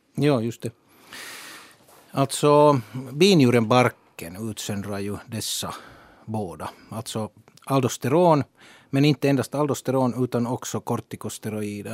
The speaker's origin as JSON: {"language": "Swedish", "country": "Finland", "said": "vi i Finland"}